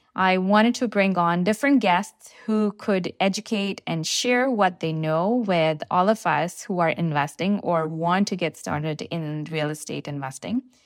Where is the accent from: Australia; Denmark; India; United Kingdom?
India; now in Canada; I'm from India and, uh, I came here in two thousand and one with my family